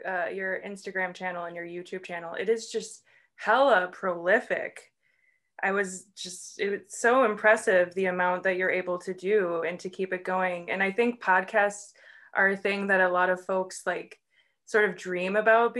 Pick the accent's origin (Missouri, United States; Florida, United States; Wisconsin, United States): Wisconsin, United States; Waukesha; also born or lived in Milwaukee, Wisconsin / Ohio; I was born in Milwaukee, but spent my adolescent formative years in the suburbs of Waukesha, and then promptly moving back to Milwaukee